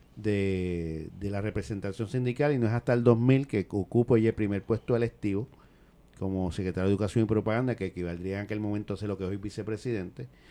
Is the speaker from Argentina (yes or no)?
no; San Juan, Puerto Rico; Yo soy nacido y creado en Villa Palmera